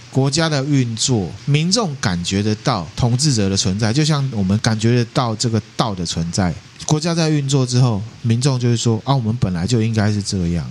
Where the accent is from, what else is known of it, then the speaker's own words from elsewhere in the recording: Taiwan; 我们台湾人